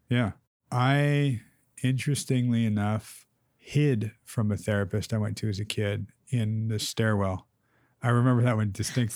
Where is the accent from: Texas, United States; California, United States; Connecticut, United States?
California, United States; Southern; growing up in Southern California.